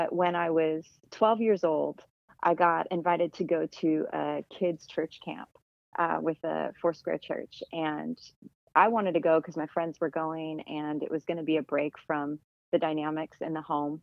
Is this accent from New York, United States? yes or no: no; Tucson, Arizona, United States; I was born and raised in Tucson, Arizona